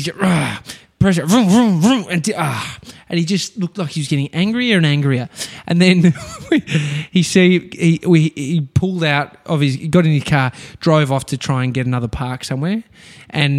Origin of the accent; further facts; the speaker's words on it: Brighton, Victoria, Australia; I grew up in Brighton